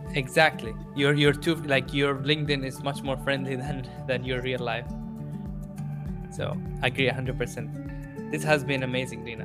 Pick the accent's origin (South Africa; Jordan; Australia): Jordan; moved away; I grew up in Jordan